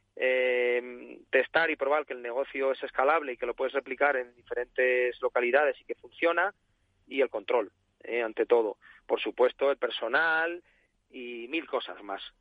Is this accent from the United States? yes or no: no; Salamanca, Castile and León, Spain; now in Sanlúcar de Barrameda, Spain; yo soy salmantino, ¿no? Yo soy de Salamanca.